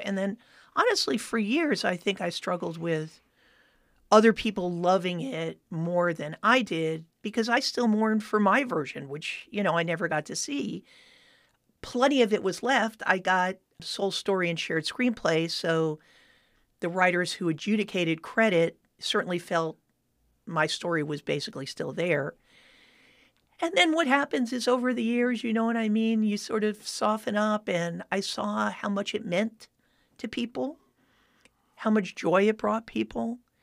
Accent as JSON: {"language": "English", "town": "Miami Beach", "region": "Florida", "country": "United States", "tie": "born or raised there", "moved": "as an adult", "said": "I grew up in Miami Beach, Florida"}